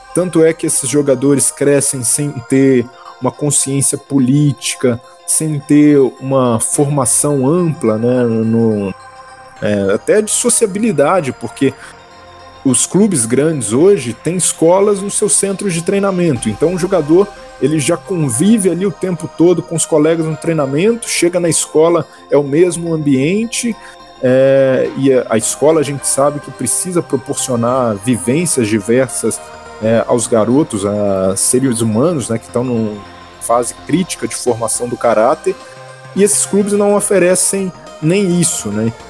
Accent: Belo Horizonte, Minas Gerais, Brazil; eu sou de Belo Horizonte, né? Eu tentei ser jogador de futebol, né? Me aventurei em categorias de base também, em alguns times amadores lá de Belo Horizonte.

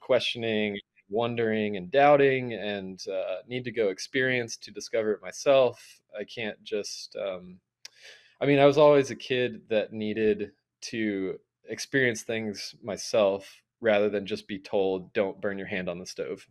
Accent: Atlanta, Georgia, United States; I'm from Atlanta originally

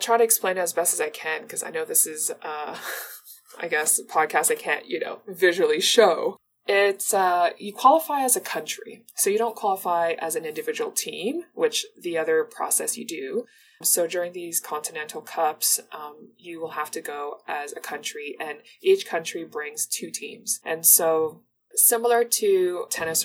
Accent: Toronto, Ontario, Canada; also born or lived in Mauritius; I was born in Mauritius, and my parents, like my sister and I, immigrated to Toronto when I was 6 years old

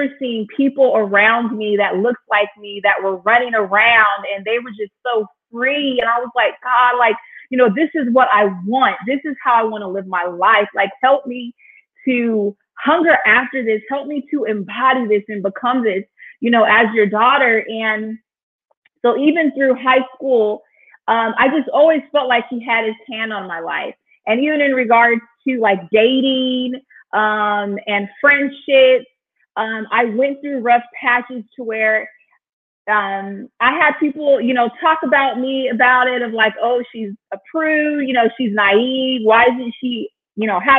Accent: Inland Empire, California, United States; moved away as an adult; also born or lived in Oceanside, California; now in Chicago, United States; I was like born and raised in the beautiful state of California. So I'm a West Coast girl, born in Oceanside. And then I was raised like in the Inland Empire

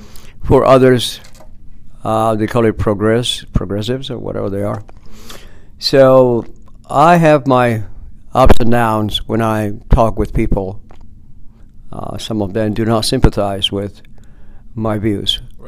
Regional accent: Peru; also born or lived in Guthrie, Oklahoma; now in United States; Well, I'm originally from Oklahoma, Guthrie, Oklahoma. That's where I was born. When I turned 6 years old, my parents took me to Peru.

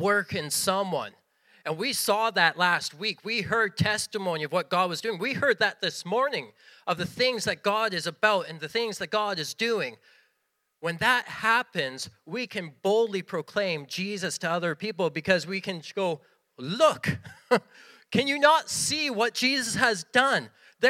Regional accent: Western Canada, Canada; We come from Western Canada. No one has stone foundations out there, so it was all gibberish to us.

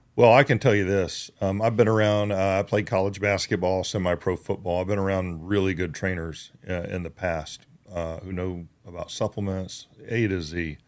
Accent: United States; moved away; also born or lived in Georgia / Oklahoma; I grew up in Georgia and Oklahoma.

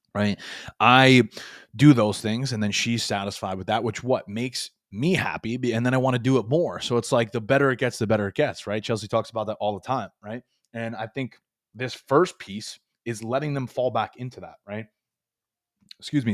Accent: Long Island, New York, United States; moved away as an adult; now in Florida, United States; I was born and raised in Long Island. 23 years, moved to Florida the last few years here

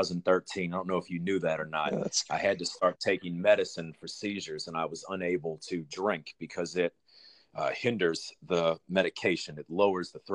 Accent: New Orleans, Louisiana, United States; I grew up in New Orleans.

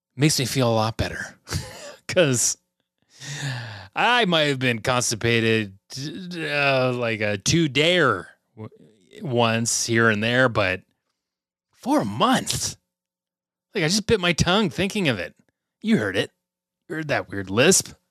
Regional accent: Canada; it's miserable up here being Canadian

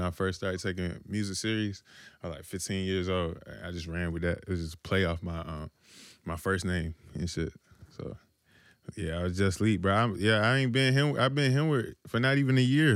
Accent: Washington, North Carolina, United States; I'm from Little Washington

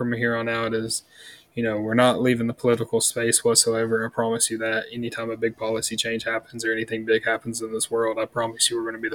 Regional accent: the South, United States; we're from the South, you know, Bible Belt of the South.

